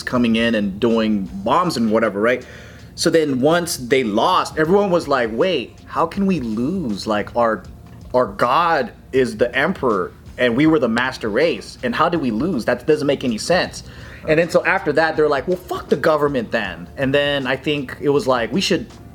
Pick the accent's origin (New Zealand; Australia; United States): United States; born or raised there